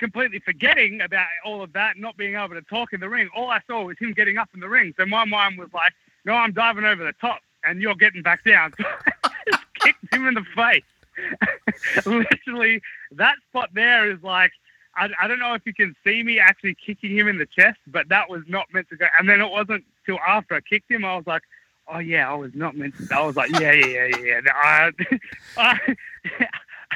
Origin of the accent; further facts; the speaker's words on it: Australia; being Australian